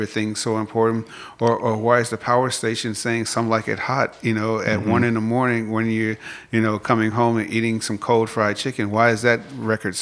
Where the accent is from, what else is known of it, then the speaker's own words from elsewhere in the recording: Chicago, Illinois, United States; moved away as an adult; now in Atlanta, United States; growing up in Chicago